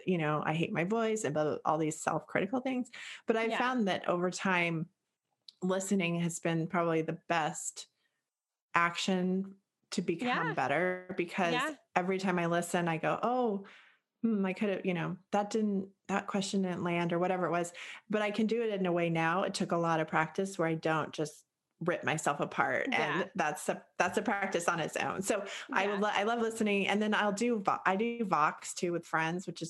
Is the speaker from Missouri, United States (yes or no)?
no; Boulder, Colorado, United States; moved away; also born or lived in Eugene, Oregon; I grew up in Boulder, Colorado, which is a 10. And then I grew up in Eugene, Oregon, which is a 10